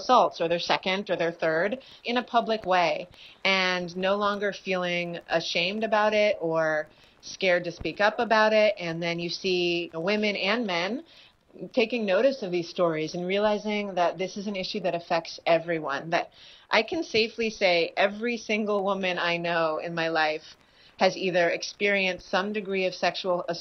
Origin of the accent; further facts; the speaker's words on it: Berkeley, California, United States; now in New York, United States; I grew up in Berkeley, California, and now I live in New York